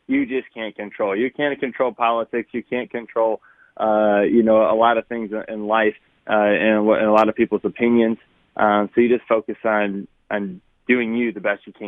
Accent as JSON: {"language": "English", "region": "Connecticut", "country": "United States", "said": "I'm from Connecticut"}